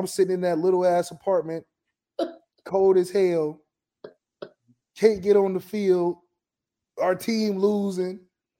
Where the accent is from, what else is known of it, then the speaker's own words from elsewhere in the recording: Ohio, United States; I'm from Ohio